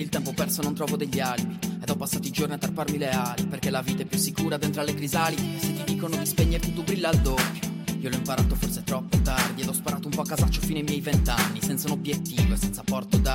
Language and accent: Italian; Sardinia, Italy; vengo dalla Sardegna e ho 25 anni.